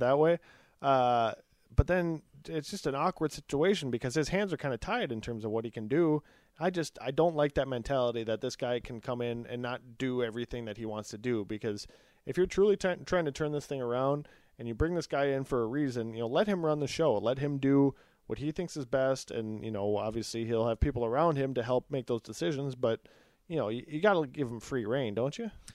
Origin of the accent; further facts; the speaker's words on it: Eden Prairie, Minnesota, United States; where Todd and I grew up in Eden Prairie